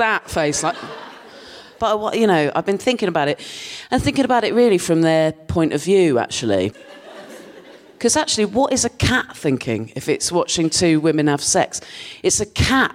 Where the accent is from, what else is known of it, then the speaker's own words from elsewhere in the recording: Dorset, South West England, United Kingdom; moved away as an adult; now in London, United Kingdom; I grew up in Dorset, and I lived there till I was 18